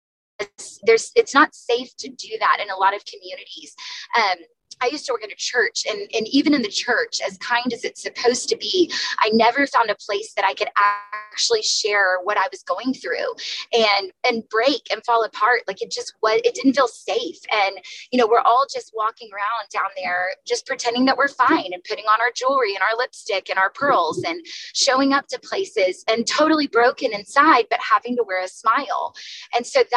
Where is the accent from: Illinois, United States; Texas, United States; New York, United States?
Texas, United States; now in San Diego, United States; I'm from the South. And so in Texas